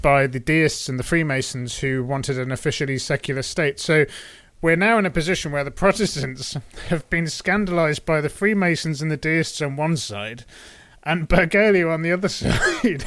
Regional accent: United Kingdom; as a Brit

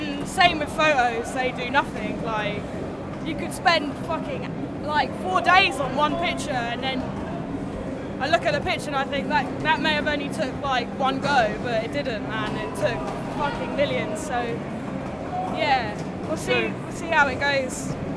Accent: London, United Kingdom; I'm from London.

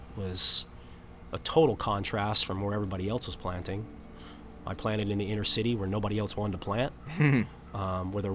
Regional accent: San Diego, California, United States; I'm from San Diego. This is my home. I know the culture. I'm indigenous

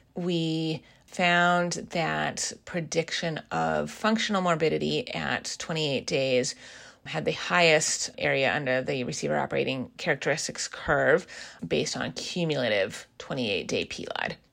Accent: Seattle, Washington, United States; moved away as an adult; also born or lived in East Coast of the US; I am originally from the Seattle area

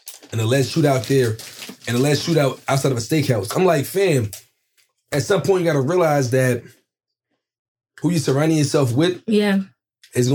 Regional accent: New York City, New York, United States; I'm from Brooklyn

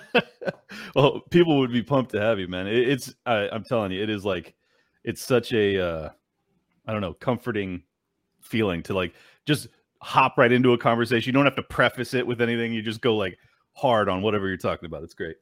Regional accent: San Diego, California, United States; moved away as an adult; now in Florida, United States; I was born and raised in San Diego, California

